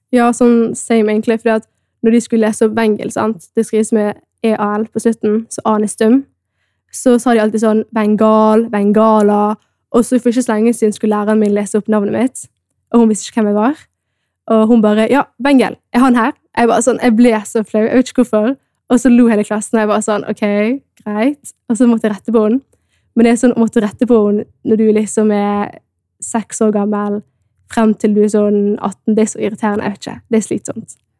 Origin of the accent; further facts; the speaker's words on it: Norway; er opprinnelig fra Etiopia men jeg er da født og oppvokst i Norge